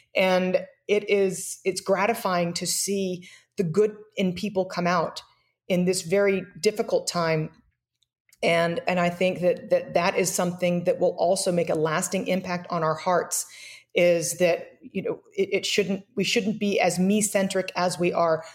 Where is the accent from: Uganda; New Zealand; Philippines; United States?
United States; as an American